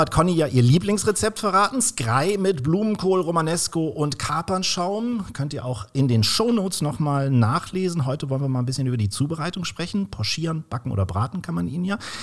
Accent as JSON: {"language": "German", "town": "Kiel", "region": "Schleswig-Holstein", "country": "Germany", "tie": "born or raised there", "also_born_or_lived": "Swabia", "moved": "yes", "said": "nach zwölf Jahren Schwabenland bin ich auch wieder in meiner Heimat in äh, Kiel gelandet."}